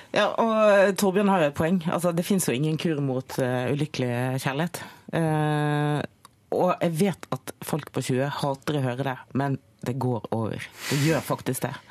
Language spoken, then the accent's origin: Norwegian; Bergen, Vestland, Norway; Fana. To mil utenfor Bergen sentrum